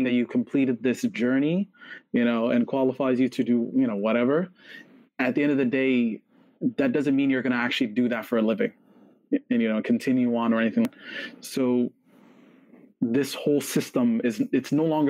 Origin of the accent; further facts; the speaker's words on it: Toronto, Ontario, Canada; we're Canadians, we're from Toronto